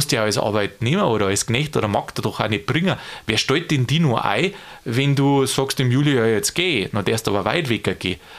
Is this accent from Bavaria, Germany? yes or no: yes; Bavaria, Germany; Also ich kann es ja bloß aus dem Bäuerlichen sagen, kommen wir da aus Niederbayern